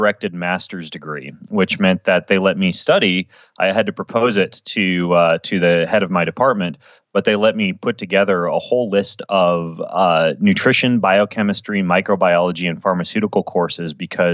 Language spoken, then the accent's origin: English; Idaho, United States; moved away; also born or lived in Washington; I grew up in Idaho